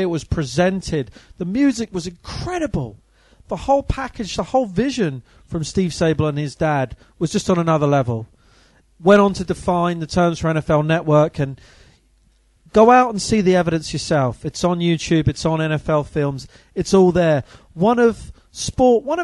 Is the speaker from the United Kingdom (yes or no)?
yes; United Kingdom; as a British kid growing up in the 80s